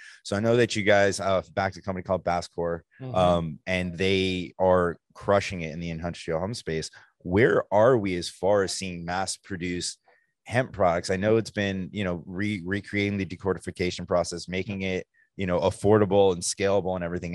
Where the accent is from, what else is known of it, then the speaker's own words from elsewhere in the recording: New Jersey, United States; I'm from New Jersey